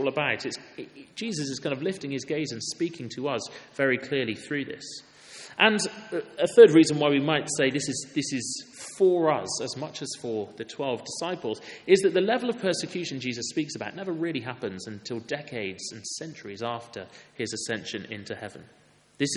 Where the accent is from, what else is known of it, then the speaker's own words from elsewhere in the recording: Wales, United Kingdom; I'm from Wales. I played rugby for my school.